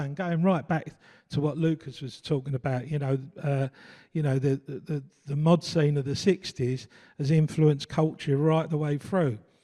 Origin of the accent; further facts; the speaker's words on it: London, United Kingdom; I come from East London, uh, brought up in Forest Gate, uh, families from Bow